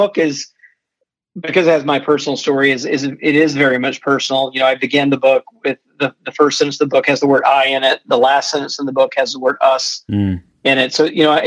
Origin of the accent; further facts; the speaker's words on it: Jackson, Mississippi, United States; also born or lived in Middle Georgia; I grew up in the Deep South. I grew up mostly in Jackson, Mississippi